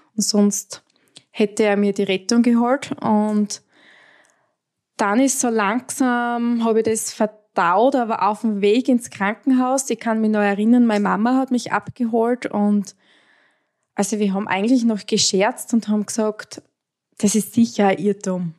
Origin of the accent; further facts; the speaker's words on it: Styria, Austria; ich komme aus der Steiermark, aus Österreich.